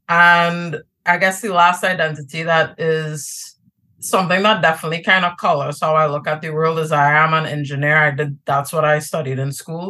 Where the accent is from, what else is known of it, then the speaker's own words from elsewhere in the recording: Trinidad & Tobago; now in New York, United States; One of my big identities is that I'm Trinidadian. I'm from Trinidad and Tobago.